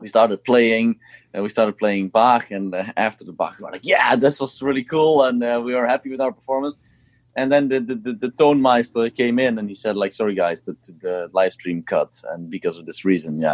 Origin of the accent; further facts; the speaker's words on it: Eindhoven, North Brabant, Netherlands; i played here in my hometown uh, in eindhoven where i used to play when i was younger